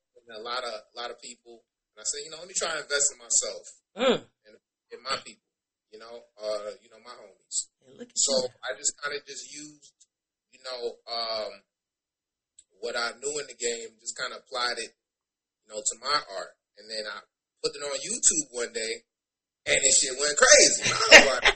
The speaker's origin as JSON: {"language": "English", "town": "New York City", "region": "New York", "country": "United States", "tie": "born or raised there", "said": "born and raised in New York, Bronx, New York"}